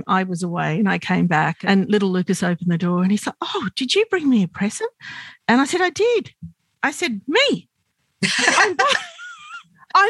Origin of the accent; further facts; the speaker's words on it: Sydney, New South Wales, Australia; I grew up in Sydney, I grew up Lebanese Australian